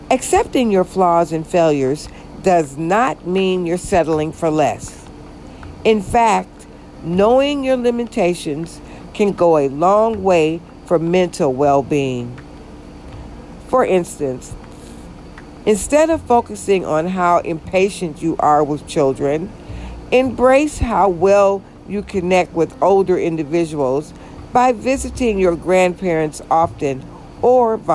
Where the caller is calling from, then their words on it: Georgia, United States; And I'm actually recording from Georgia, the state of Georgia.